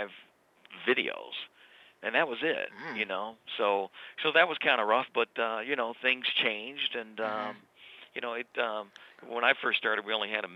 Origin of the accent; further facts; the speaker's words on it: Detroit, Michigan, United States; I grew up in Detroit